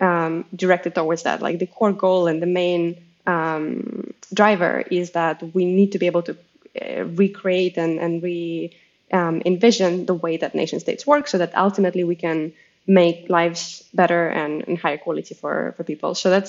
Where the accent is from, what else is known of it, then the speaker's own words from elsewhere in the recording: Crimea, Ukraine; I come from Crimea.